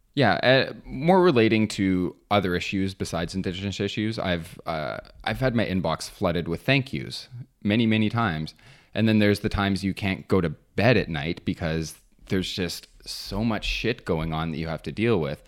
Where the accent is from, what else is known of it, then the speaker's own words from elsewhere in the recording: near James Bay, Ontario, Canada; I grew up near James Bay, which is Treaty Nine territory